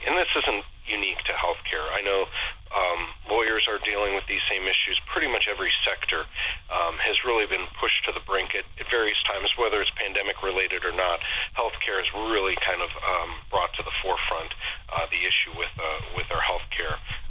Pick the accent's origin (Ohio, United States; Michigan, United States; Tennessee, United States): Ohio, United States; Solon; also born or lived in Columbus, Ohio / Cincinnati, Ohio / Wilmington, Ohio; I was born and raised in Solon, on the east side of Cleveland